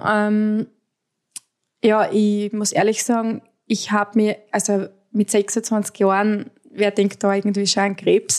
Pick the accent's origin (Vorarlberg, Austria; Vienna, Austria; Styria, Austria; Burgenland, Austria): Styria, Austria; ich komme aus der Steiermark, aus Österreich.